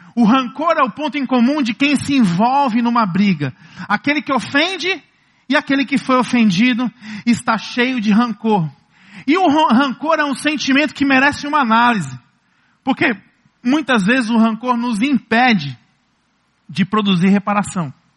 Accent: Ceará, Brazil; Como bons cearenses, como bons nordestinos

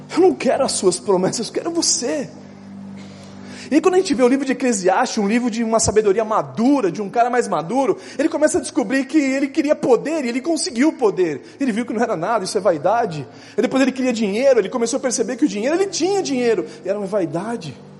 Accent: Brazil; eu nasci no Brasil

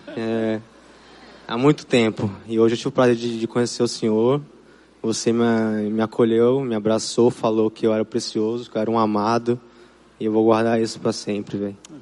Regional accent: São Paulo, Brazil; moved away as an adult; now in Jericoacoara, Brazil; Eu nasci em São Paulo e moro em Jericoacoara desde os 18 anos de idade

